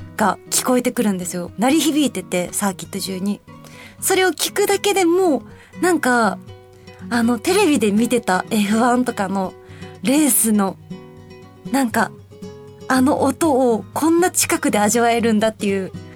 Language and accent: Japanese; Kansai, Japan; moved away; 私、関西出身